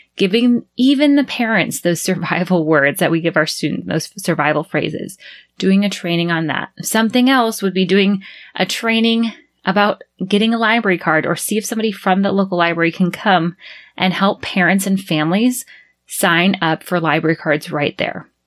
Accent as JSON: {"language": "English", "country": "United States", "first_language": "English", "moved": "as an adult", "lives_now": "Panama City, Panama", "said": "we were the only American family in that preschool"}